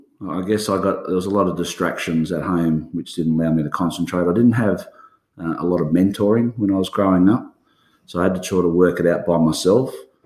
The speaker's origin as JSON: {"language": "English", "town": "Maitland", "region": "New South Wales", "country": "Australia", "tie": "born there", "said": "I was born in Maitland, New South Wales, which is near Newcastle."}